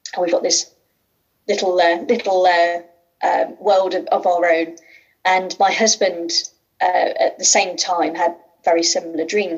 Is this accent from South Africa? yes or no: no; Midlands, United Kingdom; accent: Midlands; you'll tell by my accent, I'm also from the Midlands